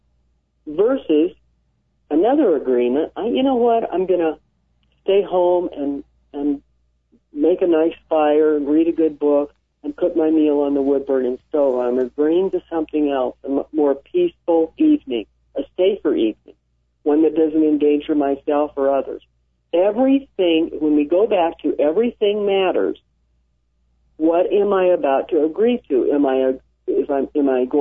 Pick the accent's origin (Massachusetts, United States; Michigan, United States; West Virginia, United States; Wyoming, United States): Wyoming, United States; I grew up in Wyoming, where we can work